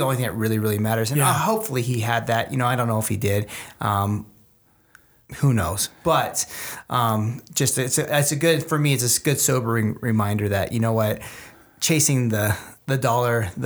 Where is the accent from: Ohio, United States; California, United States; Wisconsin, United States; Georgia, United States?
California, United States; Los Angeles; I grew up in Los Angeles, so I was a big Lakers fan